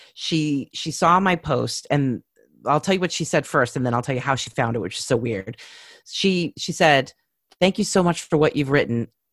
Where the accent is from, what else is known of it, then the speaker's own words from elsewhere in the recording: California, United States; I'm from California